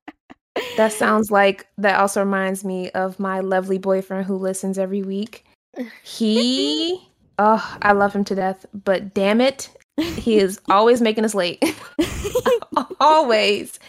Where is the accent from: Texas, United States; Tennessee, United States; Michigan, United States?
Michigan, United States; Detroit; I'm from Detroit